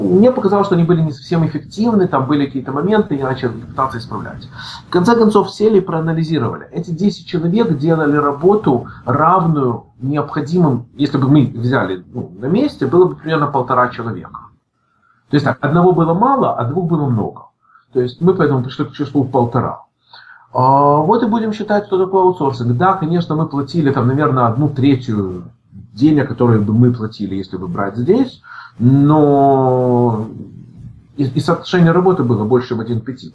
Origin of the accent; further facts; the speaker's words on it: Odesa, Odesa Oblast, Ukraine; moved away as an adult; also born or lived in San Francisco, United States; now in Los Angeles, United States; я родился, закончил школу в Одессе, я уехал в Америку в 91 году